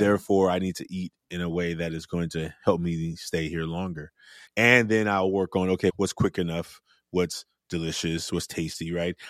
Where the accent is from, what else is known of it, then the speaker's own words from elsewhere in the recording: Oakland, California, United States; as a young man growing up in Oakland, raised by a single mother